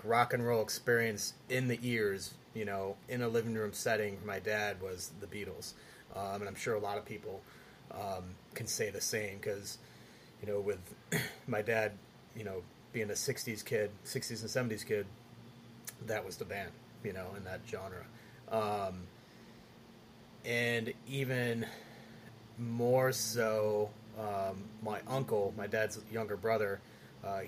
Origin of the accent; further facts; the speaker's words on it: Rochester, New York, United States; I grew up in Rochester, New York